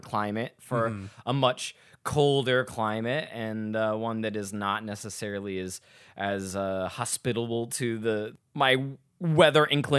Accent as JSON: {"language": "English", "town": "Phoenix", "region": "Arizona", "country": "United States", "said": "I'm from Phoenix, but I'm going to miss it for some reason."}